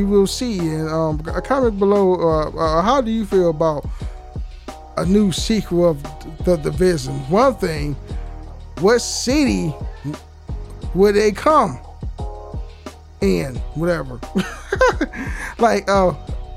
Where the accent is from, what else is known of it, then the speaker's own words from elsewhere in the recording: California, United States; I'm from California